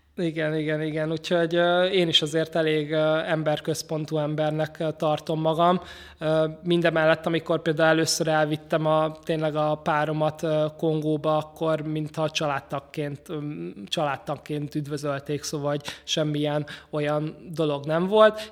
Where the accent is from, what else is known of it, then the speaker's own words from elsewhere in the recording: Budapest, Hungary; én 18. kerületben nőttem föl